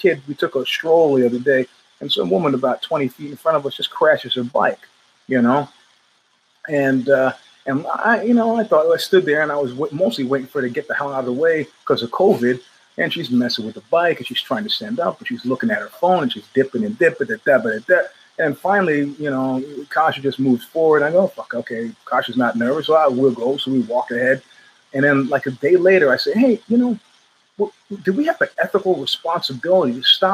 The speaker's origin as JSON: {"language": "English", "country": "United States", "also_born_or_lived": "Northern California", "said": "I'm an American"}